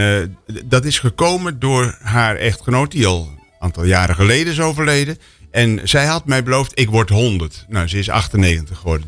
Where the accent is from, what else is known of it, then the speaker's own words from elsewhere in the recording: Netherlands; ik ben een Nederlander